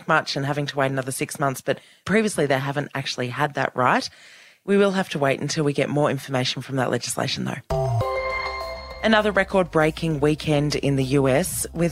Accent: Victoria, Australia; also born or lived in Canberra; my home state of Victoria

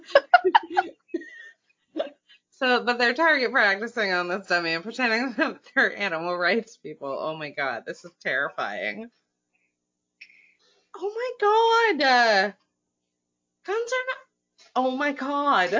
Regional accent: near Lion Country Safari, Florida, United States; also born or lived in Maine; I grew up near Lion Country Safari

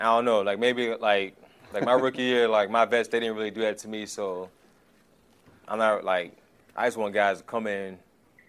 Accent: Richmond, Virginia, United States; also born or lived in Washington, D.C.; I was born in Washington, D.C., but I'm from Richmond, Virginia

